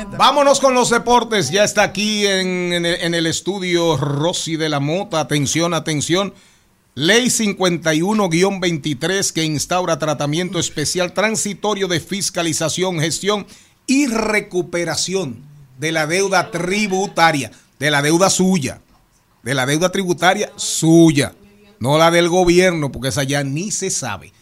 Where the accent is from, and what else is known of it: Dominican Republic